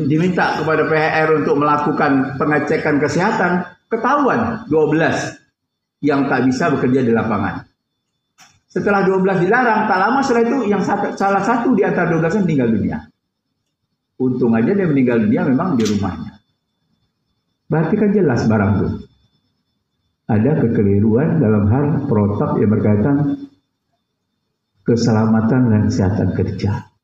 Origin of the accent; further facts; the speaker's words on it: Riau, Indonesia; Saya ini kan orang Riau.